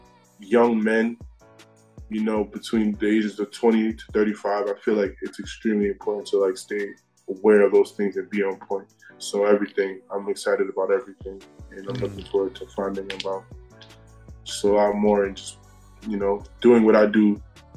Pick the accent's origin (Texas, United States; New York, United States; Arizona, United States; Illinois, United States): New York, United States; New York City; I'm from Queens. I moved there when I was 8 years old